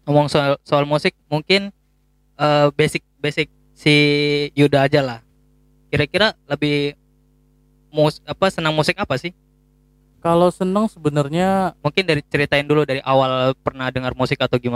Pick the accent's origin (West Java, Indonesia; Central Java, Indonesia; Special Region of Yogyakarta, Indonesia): Central Java, Indonesia; Tegal; Kalau gua uh, asalnya dari Tegal sebenarnya. Tegal Jawa Tengah kalau kalian tahu